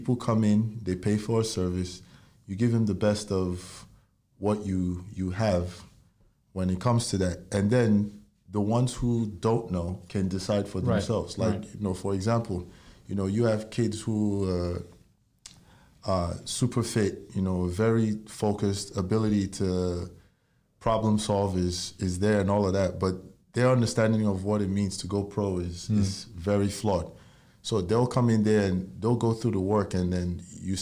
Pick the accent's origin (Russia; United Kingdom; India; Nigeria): Nigeria; moved away as an adult; now in United States; I was born and raised in Nigeria, and I moved to the U.S.